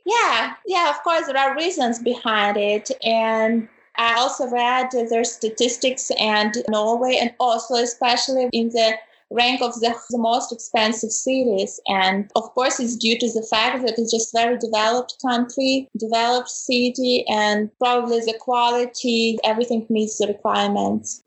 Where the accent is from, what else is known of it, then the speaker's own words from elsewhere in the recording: Ukraine; moved away as an adult; now in Germany; I come originally from Ukraine, but currently for already five years I'm living in Germany